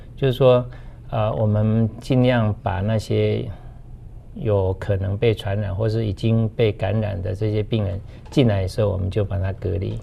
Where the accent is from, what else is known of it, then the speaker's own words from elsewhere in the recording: northern Taiwan, Taiwan; moved away as an adult; also born or lived in Taipei / Tamsui / Taitung / Hsinchu; now in Puli, Taiwan; 我从小都在北部长大